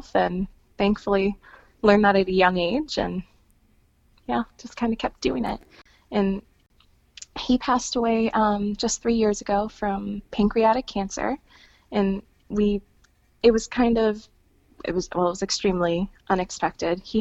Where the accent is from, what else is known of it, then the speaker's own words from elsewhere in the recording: Wisconsin, United States; I'm from Wisconsin